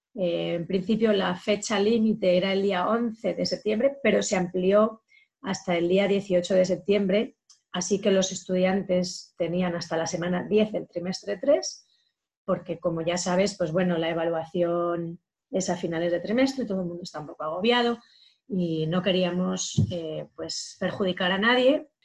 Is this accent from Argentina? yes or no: no; Soria, Castile and León, Spain; moved away; una chica soriana de mi tierra